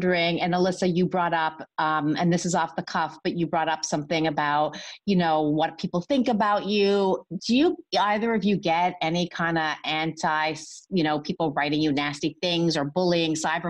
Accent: Canada; I'm Canadian.

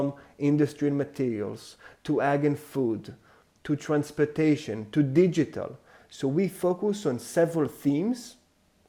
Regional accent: Israel; English is a second language; moved away as an adult; also born or lived in New York / France; now in London, United Kingdom; I'm not English. We're based in London, but I'm half French, half Israeli. I've lived most of my life in Israel.

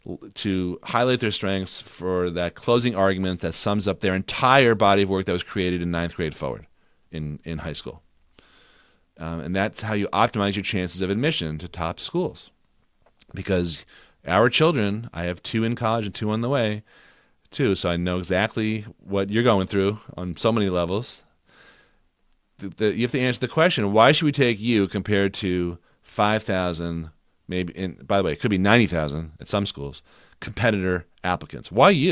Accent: Newton, Massachusetts, United States; When I grew up in outside of Boston in Newton, Mass.

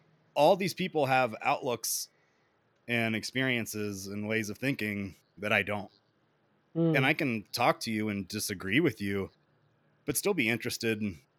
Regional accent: the South, United States; Like I grew up in the South and, you know, I've been to North Carolina, Georgia, you know, I've been to like states, but I've never really like been out there.

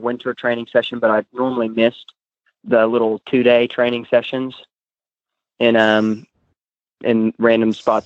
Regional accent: Arkansas, United States; I'm from Arkansas

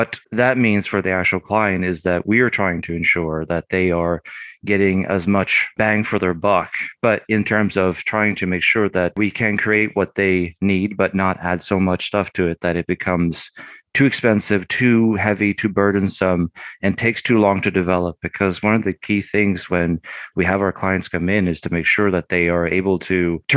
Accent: England, United Kingdom; moved away as an adult; also born or lived in Sweden; now in Austin, United States; Originally, I'm from Sweden and lived there for the first 9 years of my life and then lived 14 years in England.

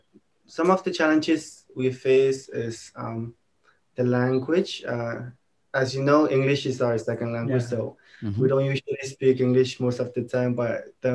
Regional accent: Kitti, Pohnpei, Micronesia; now in Colonia, Micronesia; I'm from Kichi, but I'm currently staying in Colonia. And right now, I'm a student at the University of Guam, and I'm doing my practicums here on Pohnpei.

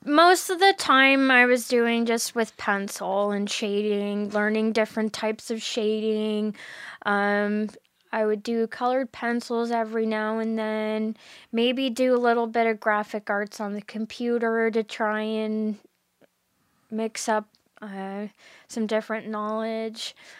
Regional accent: Bridgewater, Nova Scotia, Canada; I'm from Bridgewater, so it is in Lunenburg County

